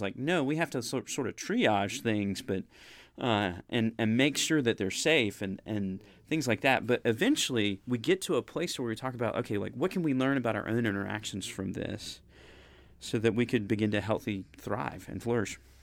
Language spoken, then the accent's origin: English; United States; as an American person